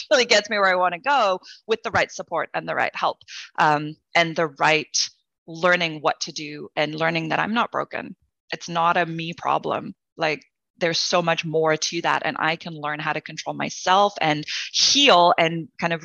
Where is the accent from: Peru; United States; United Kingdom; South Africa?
South Africa; I grew up in South Africa during apartheid in an interracial family